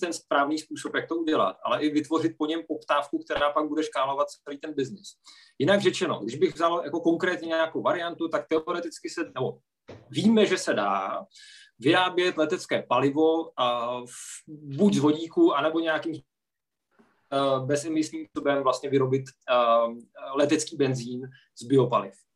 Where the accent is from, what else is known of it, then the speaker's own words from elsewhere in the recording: Czechia; my jako Češi